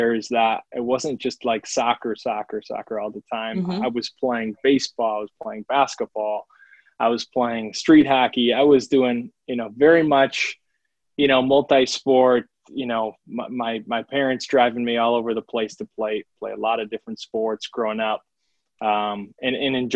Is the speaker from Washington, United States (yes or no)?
no; Milwaukee, Wisconsin, United States; also born or lived in Franklin, Wisconsin; born and raised in Milwaukee, Wisconsin, and, you know, came through the ranks here. Grew up in Franklin